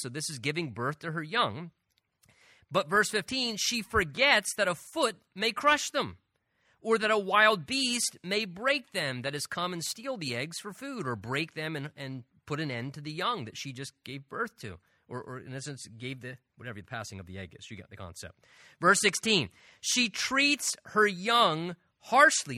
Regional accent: Southern New Jersey, United States; moved away; also born or lived in Pennsylvania; I'm originally from Southern New Jersey

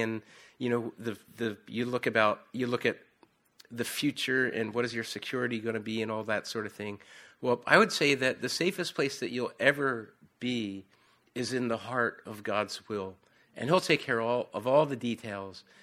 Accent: United States; accent: Philadelphia or South Jersey; moved away as an adult; now in York, United Kingdom; I have this, I don't know whether it's a Philadelphia or South Jersey accent

